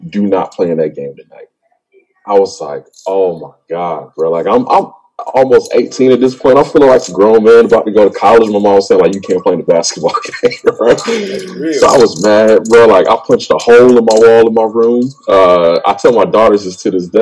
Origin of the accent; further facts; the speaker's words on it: Lawrenceville, Georgia, United States; moved away as an adult; now in Chicago, United States; I'm from Georgia. I'm from Lawrenceville